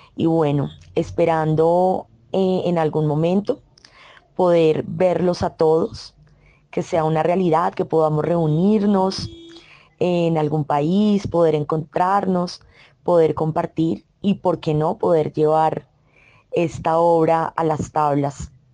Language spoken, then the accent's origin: Spanish; Colombia; Yo soy colombiana